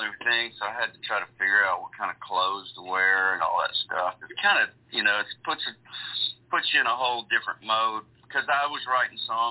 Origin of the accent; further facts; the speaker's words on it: Gulf Coast, Mississippi, United States; I grew up on the Gulf Coast down Mississippi